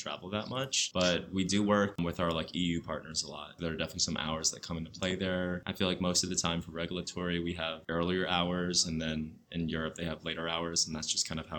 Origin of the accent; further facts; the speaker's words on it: central New Jersey, United States; moved away as an adult; now in California, United States; I'm from New Jersey originally, central New Jersey, and then I went to Rutgers University.